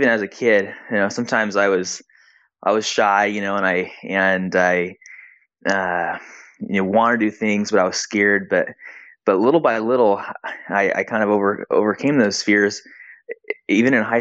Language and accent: English; San Diego, California, United States; also born or lived in Brazil / Hawaii; now in Arizona, United States; I grew up in San Diego